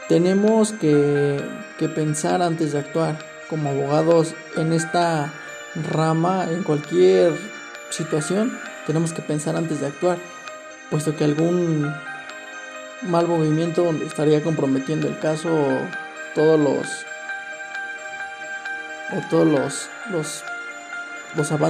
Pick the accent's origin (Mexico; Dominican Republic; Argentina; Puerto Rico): Mexico; leal tanto para nuestra ley, para nuestro país, nuestra constitución, para todos aquellos principios como mexicanos que tenemos